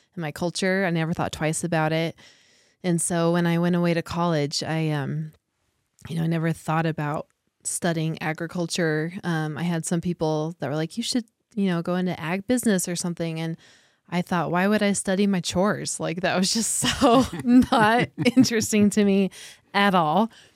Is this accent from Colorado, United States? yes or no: yes; Ignacio, Colorado, United States; I grew up in, outside of a very small town called Ignacio, which is close to here.